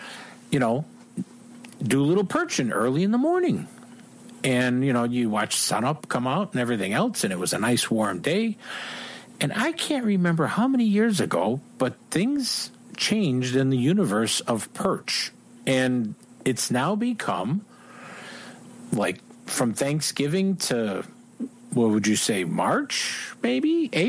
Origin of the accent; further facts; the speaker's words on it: Chicago, Illinois, United States; you and I grew up in Chicago, basically, right?